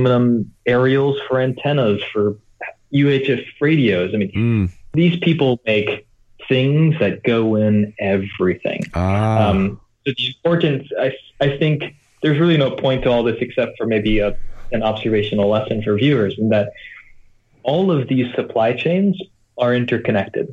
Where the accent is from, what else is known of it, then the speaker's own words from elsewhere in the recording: United States; now in Shenzhen, China; being an American living in Asia